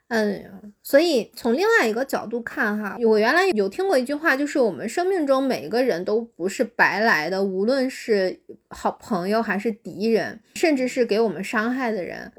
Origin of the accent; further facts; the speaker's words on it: China; 我们中国人